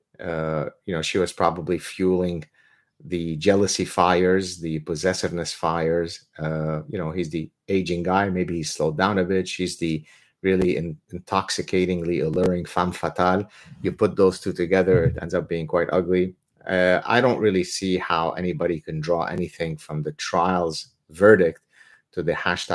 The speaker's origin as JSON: {"language": "English", "country": "Lebanon", "said": "I am from Lebanon."}